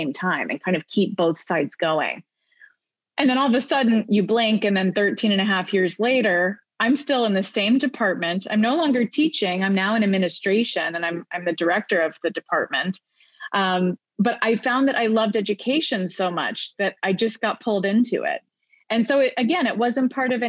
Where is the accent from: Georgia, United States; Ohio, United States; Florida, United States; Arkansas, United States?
Florida, United States; Orlando; moved away as an adult; also born or lived in New Haven / New York; I moved back to my hometown of Orlando